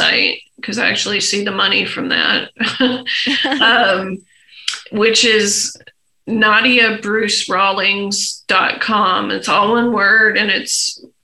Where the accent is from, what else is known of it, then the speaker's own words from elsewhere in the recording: Egypt; moved away; when I was a young kid growing up in Egypt